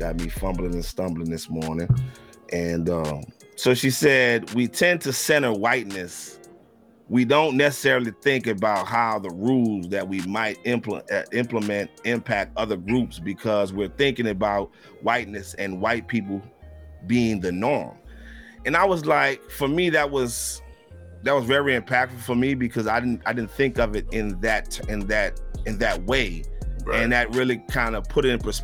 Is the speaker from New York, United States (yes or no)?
no; Louisiana, United States; I'm originally from Louisiana